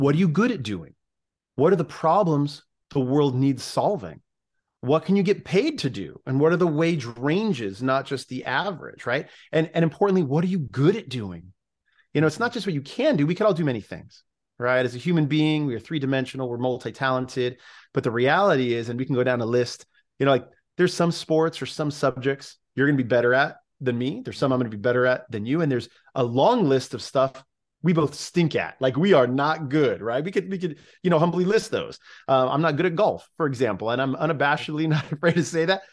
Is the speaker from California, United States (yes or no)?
yes; California, United States; my home state in California